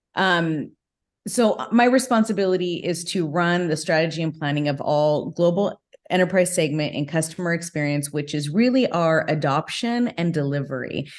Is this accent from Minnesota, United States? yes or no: no; Whittier, California, United States; i grew up actually in whittier california